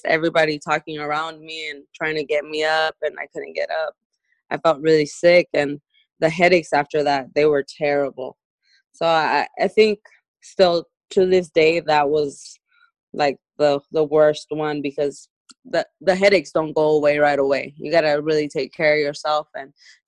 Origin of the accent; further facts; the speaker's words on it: Sonora, Mexico; from where I'm born in Sonora, Mexico